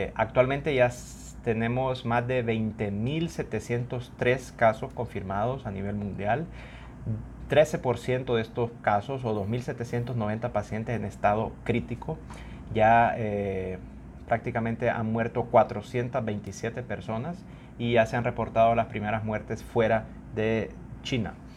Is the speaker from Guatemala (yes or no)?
no; Honduras; uno como hondureño